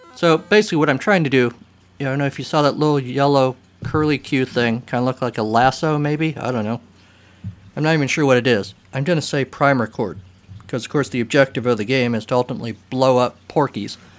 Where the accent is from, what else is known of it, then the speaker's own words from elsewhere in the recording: United States; I was an American teenage boy